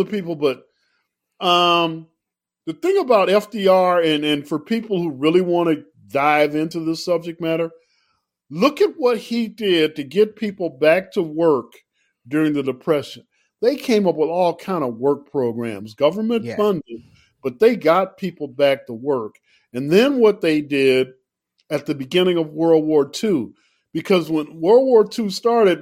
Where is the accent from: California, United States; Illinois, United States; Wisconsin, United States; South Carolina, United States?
Illinois, United States; Chicago; I grew up in Chicago, right? Mayor Daley was the mayor from my whole childhood in Chicago